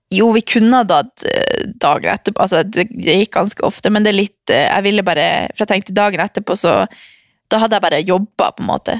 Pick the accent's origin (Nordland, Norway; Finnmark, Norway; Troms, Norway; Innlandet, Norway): Troms, Norway; Harstad; now in Oslo, Norway; så drar jeg hjem til Harstad